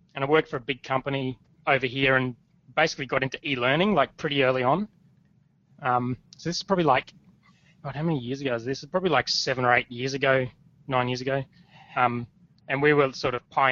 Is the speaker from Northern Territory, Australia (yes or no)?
no; Logan, Queensland, Australia; now in Gold Coast, Australia; I grew up in Brisbane in a place called Logan